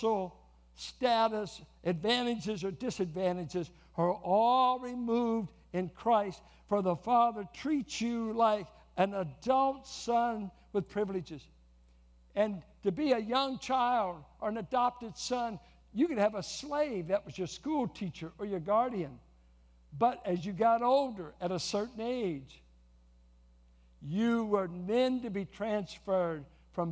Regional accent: California, United States; we're from California

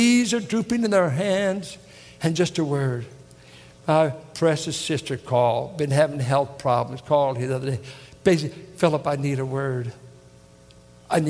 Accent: Richmond, California, United States; Richmond, California

